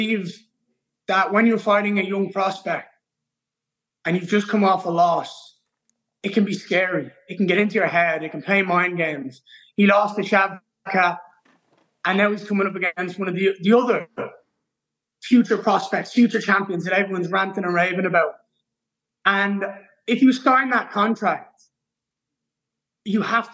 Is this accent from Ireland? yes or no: yes; Ireland; I'm Irish